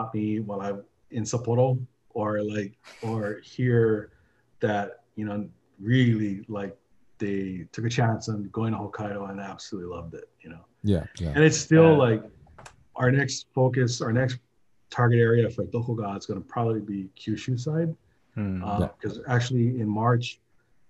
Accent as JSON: {"language": "English", "town": "Honolulu", "region": "Hawaii", "country": "United States", "tie": "born or raised there", "said": "I grew up in Kamiki and it's freaking hot."}